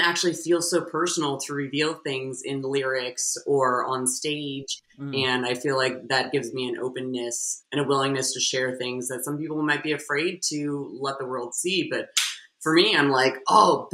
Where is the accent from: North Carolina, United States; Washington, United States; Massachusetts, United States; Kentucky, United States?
Washington, United States; Seattle; also born or lived in East Coast; now in Los Angeles, United States; I'm from Seattle.